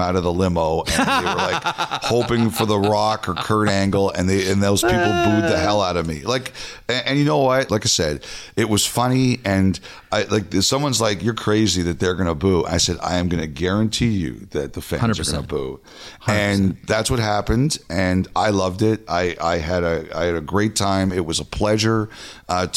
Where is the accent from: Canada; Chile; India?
Canada; Toronto, Ontario; I'm from Toronto. I know a lot of people hate Toronto. I love Toronto. It's been my home for 49 of my 53 years.